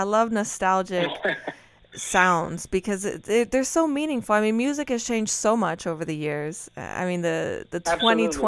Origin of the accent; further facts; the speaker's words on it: outskirts of Madrid, Community of Madrid, Spain; I'm Spanish, I'm from Spain, the outskirts of Madrid